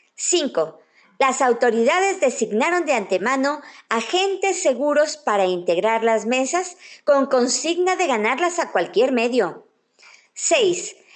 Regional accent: Mexico

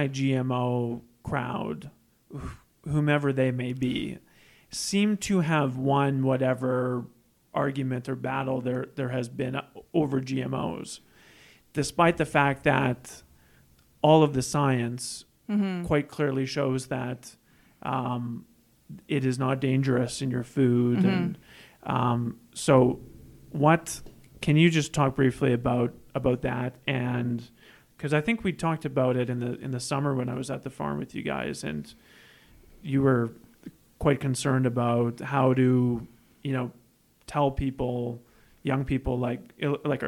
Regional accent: Saskatoon, Saskatchewan, Canada; I grew up in Saskatoon

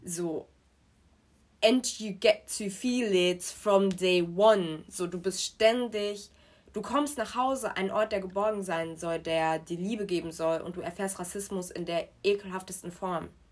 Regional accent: Germany; also born or lived in Nigeria; Und dann sind wir irgendwann nach mhm. Deutschland gekommen und ich bin in Deutschland zur Schule gegangen

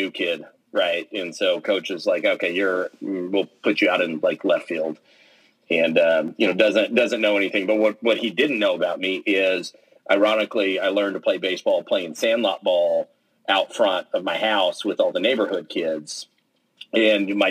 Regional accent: Midwest City, Oklahoma, United States; I grew up in just outside of Oklahoma City in a town called Midwest City

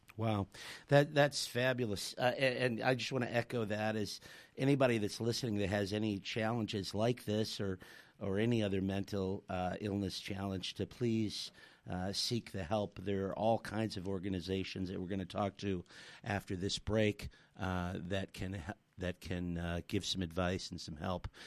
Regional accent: Chicago, Illinois, United States; now in South Australia, Australia; I'm from Chicago, so it gets to minus 40 Celsius where I'm from

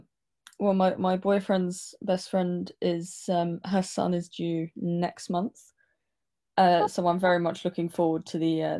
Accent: United Kingdom; because I'm British

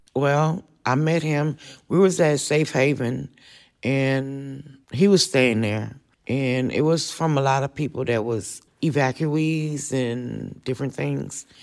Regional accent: New Orleans, Louisiana, United States; moved away as an adult; now in Austin, United States; I was born in New Orleans, Louisiana, and after Katrina, I came to Austin

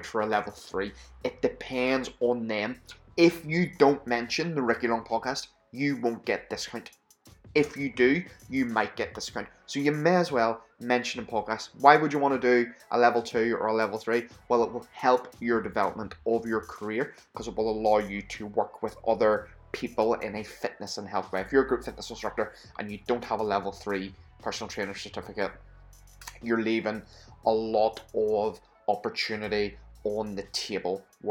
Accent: Belfast, Northern Ireland, United Kingdom; now in Scotland, United Kingdom; I'm from Belfast, which is Northern Ireland.

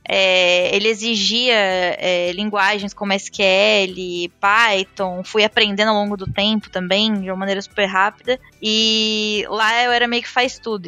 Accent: interior of São Paulo, Brazil; sou do interior de São Paulo

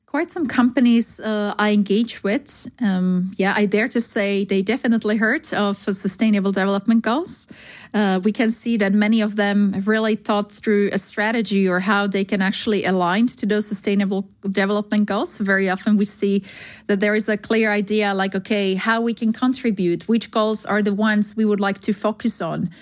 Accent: Slovakia; English is a second language; moved away as an adult; also born or lived in Sweden; now in Amsterdam, Netherlands; I grew up in Slovakia, so country that has abundance of beautiful, wonderful, clear nature

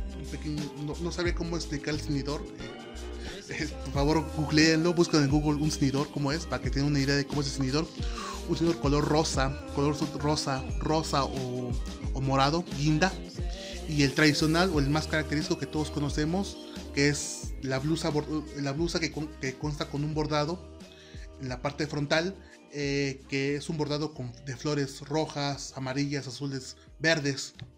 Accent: Oaxaca, Mexico; also born or lived in San Andrés Solaga, Oaxaca; yo soy de Oaxaca, yo soy oaxaqueño y actualmente vivo en la Sierra Norte del estado de Oaxaca

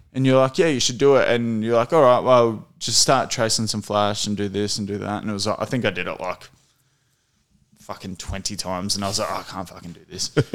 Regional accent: Emerald, Victoria, Australia; We grew up in Emerald

